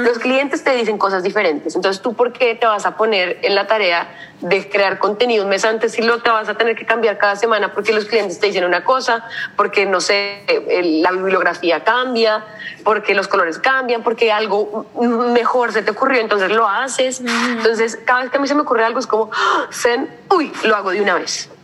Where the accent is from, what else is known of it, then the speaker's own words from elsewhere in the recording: Colombia; moved away as an adult; now in Rotterdam, Netherlands; porque venimos de Colombia